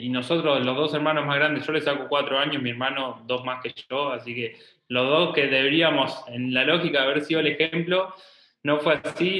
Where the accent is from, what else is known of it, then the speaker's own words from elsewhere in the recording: Trenque Lauquen, Buenos Aires Province, Argentina; moved away as an adult; now in Buenos Aires, Argentina; nosotros somos de Trenquelauquen, que es una ciudad de 50.000 habitantes